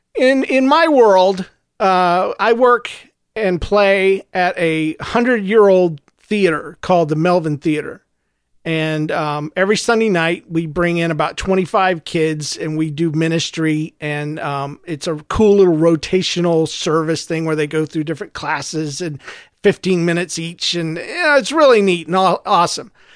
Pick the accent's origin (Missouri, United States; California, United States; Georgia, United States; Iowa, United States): Missouri, United States; St. Louis; I'm from Saint Louis